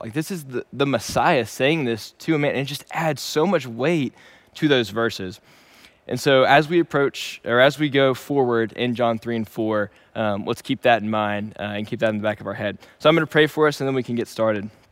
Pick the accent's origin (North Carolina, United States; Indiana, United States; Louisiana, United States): Louisiana, United States; Shreveport; moved away as an adult; also born or lived in Dallas, Texas; Originally, I am from Shreveport, Louisiana, and I was born and raised there